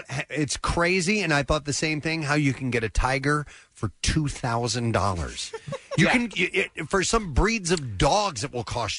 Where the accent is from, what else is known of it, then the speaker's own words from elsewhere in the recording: St. Louis, Missouri, United States; moved away; I grew up in St. Louis listening to his father, Jack Buck, call the St. Louis Cardinals